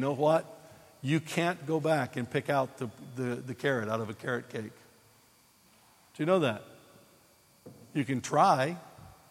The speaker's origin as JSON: {"language": "English", "country": "United States", "moved": "yes", "said": "I'm an American"}